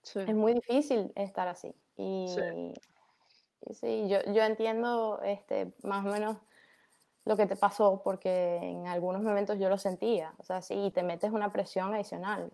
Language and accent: Spanish; Caracas, Capital District, Venezuela; also born or lived in Maracaibo, Venezuela; now in United States; yo nací en Maracaibo, Ajá, pero eh, Después mi, mi familia se mudó a Caracas y yo prácticamente eh, crecí en Caracas